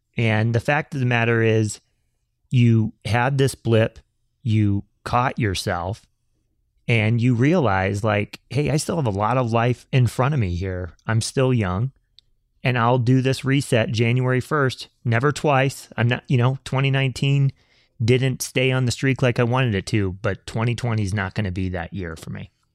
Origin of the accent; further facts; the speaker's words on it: the South, United States; both you and I grew up in the South and we both went to church.